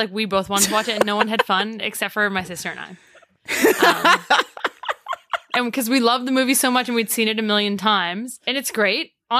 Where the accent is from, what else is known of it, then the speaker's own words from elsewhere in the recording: Toronto, Ontario, Canada; I'm from Toronto. Three of the four of us from Toronto.